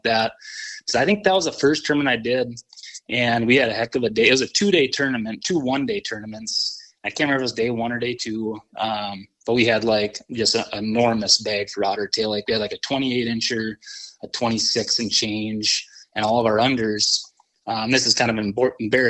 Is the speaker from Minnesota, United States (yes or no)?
yes; Wadena, Minnesota, United States; I was from Wadena, Minnesota originally